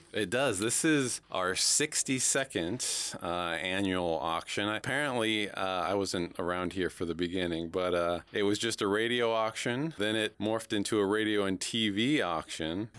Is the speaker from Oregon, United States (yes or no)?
yes; Oregon, United States; now in Houlton, United States; I actually grew up in Oregon on the other side of the country